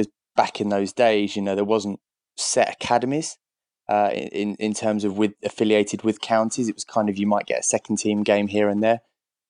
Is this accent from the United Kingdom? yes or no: yes; Southgate, London, United Kingdom; I was at Southgate when I was sort of I grew up in the Colt section there at Southgate, and then left for Uxbridge when I was about, I want to say, 20, roughly.